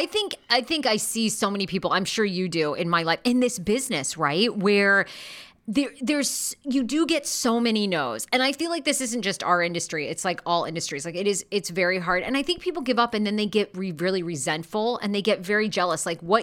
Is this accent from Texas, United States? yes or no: no; Maine, United States; accent: Maine; I really worked to get rid of my Maine accent. I didn't want people to know that I was from Maine.